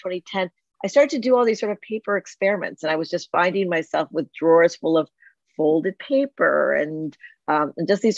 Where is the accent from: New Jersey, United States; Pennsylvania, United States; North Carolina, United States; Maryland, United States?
New Jersey, United States; I grew up in New Jersey